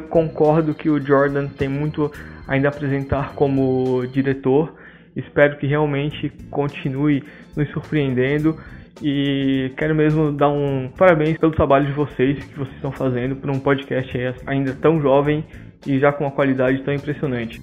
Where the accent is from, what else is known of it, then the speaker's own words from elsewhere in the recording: Palhoça, Santa Catarina, Brazil; sou de Palhoça, Santa Catarina